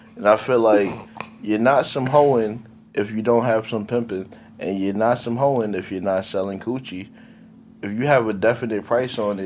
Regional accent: Jamaica; I'm Jamaican

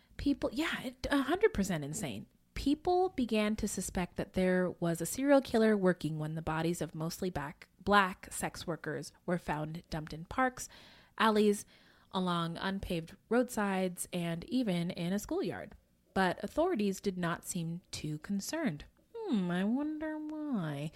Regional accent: Bay Area, California, United States; I grew up in the Bay Area

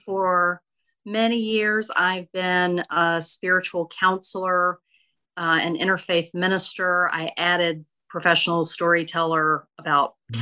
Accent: Okolona, Mississippi, United States; moved away; I grew up in Northeast Mississippi in a tiny town called Okolona near Tupelo

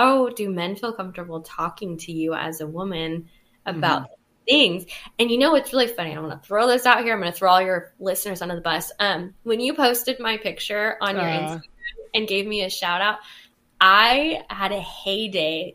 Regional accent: California, United States; I'm from California, and as a culturally responsible therapist

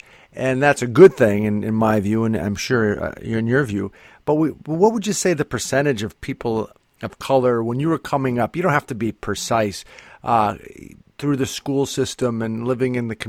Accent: Scranton, Pennsylvania, United States; I was born and raised here as well, and my experience is different. I'm European American, though first generation. My parents had the immigrant experience

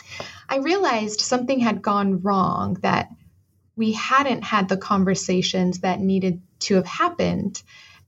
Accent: Arizona, United States; moved away as an adult; also born or lived in Galveston, Texas; I am originally from Arizona

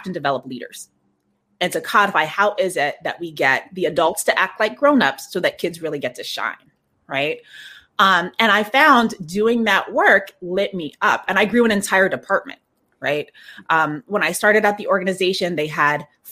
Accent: West Coast, United States; moved away as an adult; also born or lived in New York City, United States / Prince George's County, Maryland, United States; I grew up on the West Coast, came to New York for school

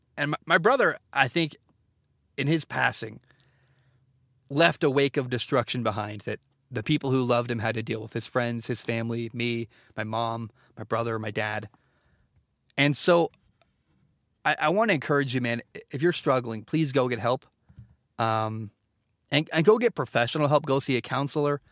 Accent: Oregon, United States; also born or lived in Washington; I grew up in Oregon

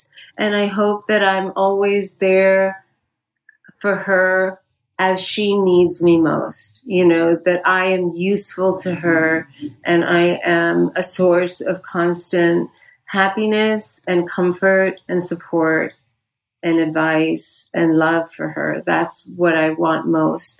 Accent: United States; also born or lived in India; I grew up 25% of my childhood was spent in India, because while I've been here since I was four and went mostly through the American school system

